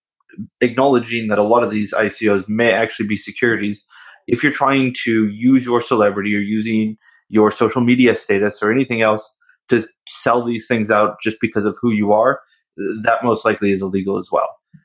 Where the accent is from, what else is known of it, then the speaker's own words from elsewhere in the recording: Washington, United States; moved away; my home state of Washington State